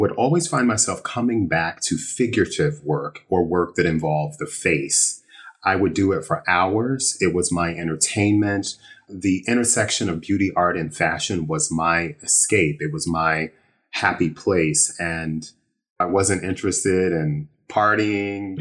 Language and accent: English; Illinois, United States; moved away as an adult; also born or lived in Chicago / San Francisco; now in New York, United States; I grew up in what most would consider a small town, about an hour outside of Chicago. So I was a Midwest kid